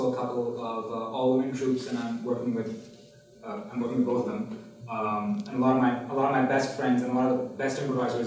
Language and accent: English; Pakistan; I'm from Pakistan